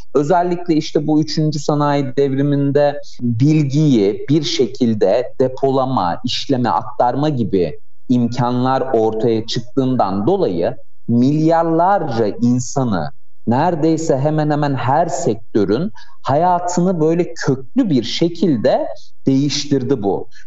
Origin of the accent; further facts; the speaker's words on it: Ankara, Turkey; 89 yılında güzel Ankara'mda doğdum. Ankaralıyım.